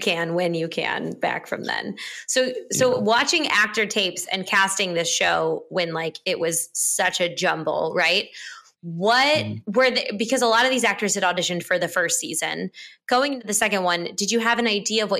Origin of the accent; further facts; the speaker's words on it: Missouri, United States; moved away; As a kid growing up in Missouri